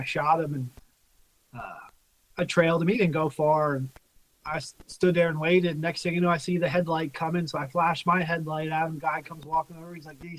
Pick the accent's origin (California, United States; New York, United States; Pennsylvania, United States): Pennsylvania, United States; I mean, I grew up southern PA near the Maryland line hunting, like, big woods